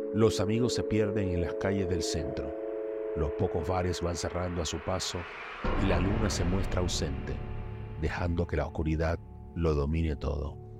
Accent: Colombia; moved away as an adult; also born or lived in Buenos Aires; now in Argentina; yo soy colombiano

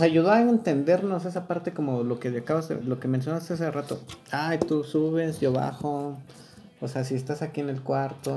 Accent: Chalco, State of Mexico, Mexico; now in Querétaro, Mexico; Yo, bueno, yo chilango, porque chilango, este, bueno, ni chilango, o sea, nací en Chalco.

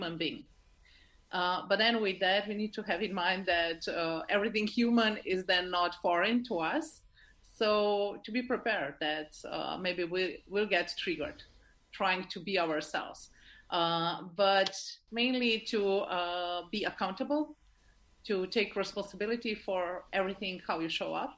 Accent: Slovenia; I'm from Slovenia, but I like to call myself that I'm worldwide.

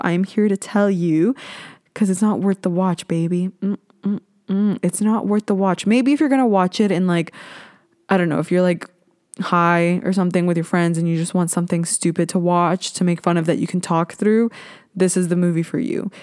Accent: Ontario, Canada; I am from Ontario. I live kinda near Toronto

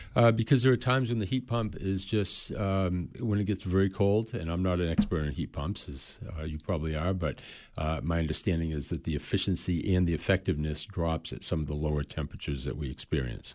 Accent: Waterville, Maine, United States; I'm originally from Waterville, Maynard. Lived here all my life.

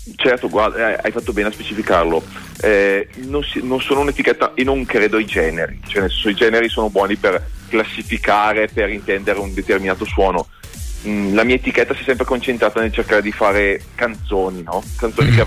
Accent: Bergamo, Lombardy, Italy; io che sono bergamasco

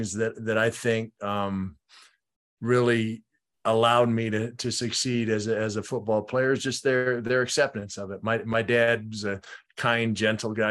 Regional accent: Minneapolis, Minnesota, United States; also born or lived in Fort Lewis, Washington; I grew up in Minneapolis

